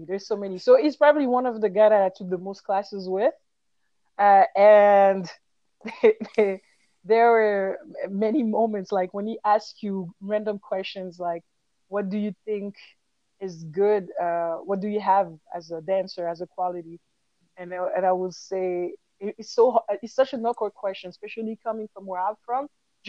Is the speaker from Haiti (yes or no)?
yes; Haiti; starting with the Haitian, because I'm from Haiti. So the Afro-Haitian dance, you know, the cultural dances from Haiti.